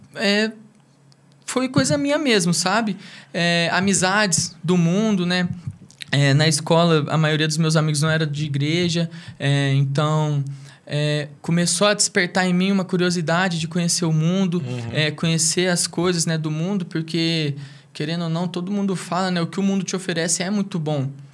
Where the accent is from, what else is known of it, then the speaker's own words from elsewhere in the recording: Brodowski, São Paulo, Brazil; also born or lived in Ribeirão Preto; eu sou natural de Ribeirão Preto. Eu vim para Brodós que eu tinha dois anos de idade